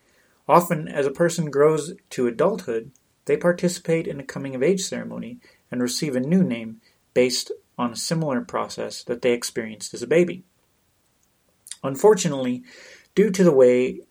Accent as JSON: {"language": "English", "town": "Denver", "region": "Colorado", "country": "United States", "said": "I'm from Denver, Colorado"}